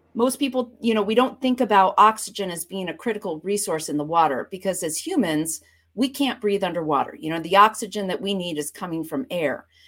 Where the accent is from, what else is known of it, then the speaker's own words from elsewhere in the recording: Vermont, United States; moved away as an adult; also born or lived in Boston / Florida Keys / Oregon; now in Connecticut, United States; I grew up, uh, in Vermont, right on the Canadian border.